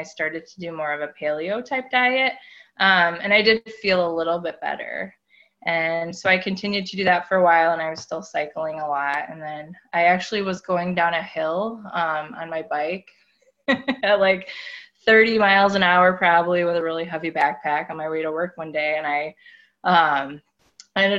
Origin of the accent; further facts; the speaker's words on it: Midwest, United States; I grew up in the Midwest in a small town